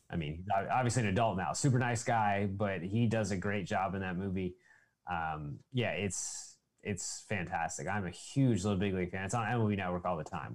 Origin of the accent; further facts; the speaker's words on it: just outside of San Antonio, Texas, United States; also born or lived in Odessa, Texas; I didn't grow up in Odessa. I grew up just outside of San Antonio.